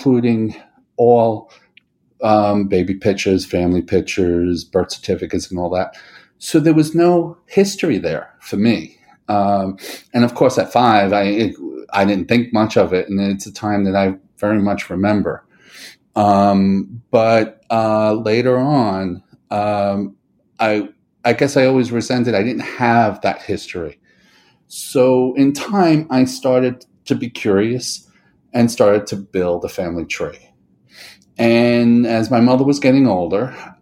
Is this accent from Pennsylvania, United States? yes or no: no; New York City, New York, United States; when I was born in 1963 in New York City